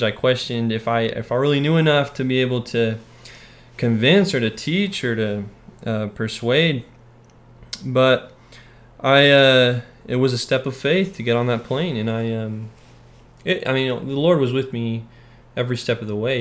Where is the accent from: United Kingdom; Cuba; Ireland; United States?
United States; Orem, Utah; moved away as an adult; now in Texas, United States; I'm from Orem, Utah originally and uh, born and raised